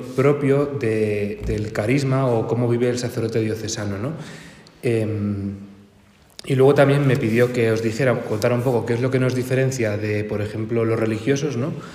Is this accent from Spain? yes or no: yes; Santander, Cantabria, Spain; moved away as an adult; now in Madrid, Spain; aunque yo soy de Santander y llevo aquí, pues no sé si ocho o nueve años